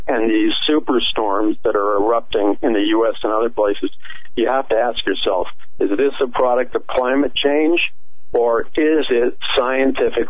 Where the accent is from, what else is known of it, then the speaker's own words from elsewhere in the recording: United States; I grew up in America